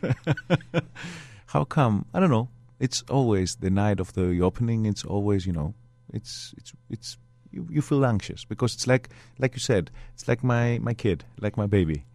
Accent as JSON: {"language": "English", "country": "Greece", "tie": "born or raised there", "said": "I was brought up in Greece."}